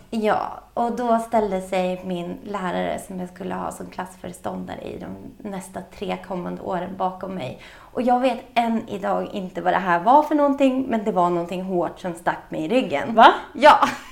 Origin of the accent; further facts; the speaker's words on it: Storvreta, Uppsala County, Sweden; jag växte upp i Storvreta som ligger utanför Uppsala